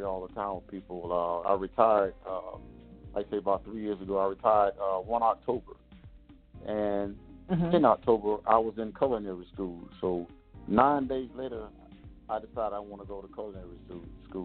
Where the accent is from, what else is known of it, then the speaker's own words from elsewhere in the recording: Chapel Hill, North Carolina, United States; moved away as an adult; I was originally born and raised in Chapel Hill, North Carolina